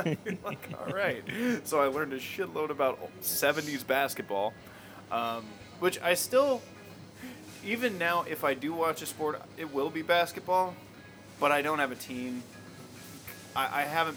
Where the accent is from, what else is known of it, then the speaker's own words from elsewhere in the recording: Florida, United States; I was growing up in Florida